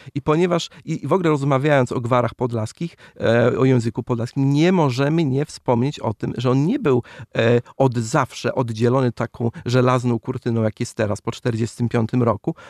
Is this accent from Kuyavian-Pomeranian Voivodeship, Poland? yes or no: no; Masovian Voivodeship, Poland; ja jestem z Mazowsza